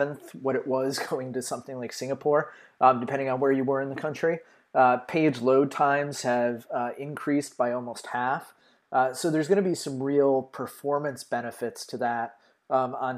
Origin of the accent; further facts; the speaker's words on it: United States; being American